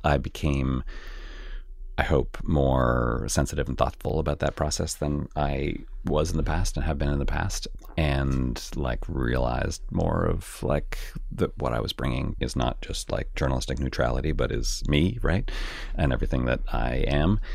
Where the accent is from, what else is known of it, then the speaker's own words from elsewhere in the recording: Canada; moved away; I grew up in Canada where the class system is pretty different than it is here